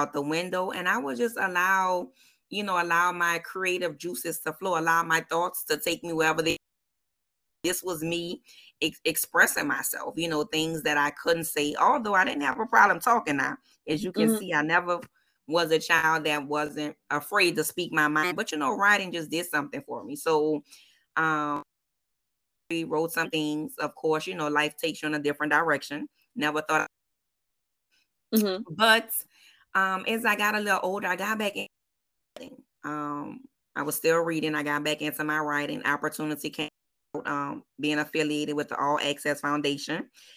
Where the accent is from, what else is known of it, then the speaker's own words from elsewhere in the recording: New Orleans, Louisiana, United States; born and raised in New Orleans, 504 for show.